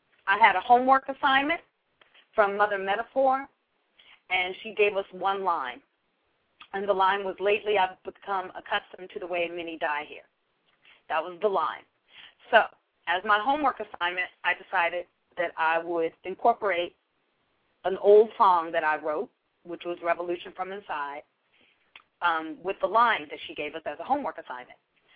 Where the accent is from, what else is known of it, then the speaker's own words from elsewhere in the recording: Berkeley, California, United States; I'm from Berkeley, California. It's very liberal, very question authority sort of place to live